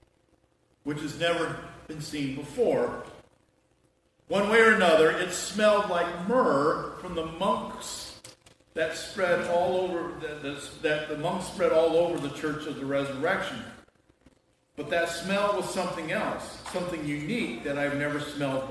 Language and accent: English; United States; we're from America